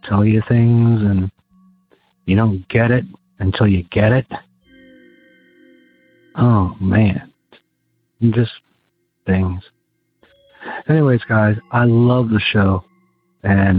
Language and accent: English; Gladwyne, Pennsylvania, United States; I grew up in Gladwin, Pennsylvania, which is outside of Philadelphia